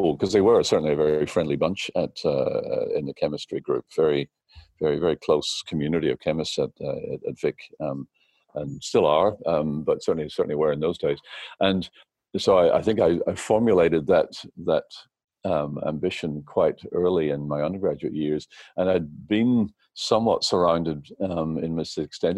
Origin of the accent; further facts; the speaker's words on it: New Zealand; moved away as an adult; also born or lived in Belfast, Northern Ireland; now in Australia; I did my high schooling, my teenage years in New Zealand, and then undergraduate was at Victoria University in Wellington.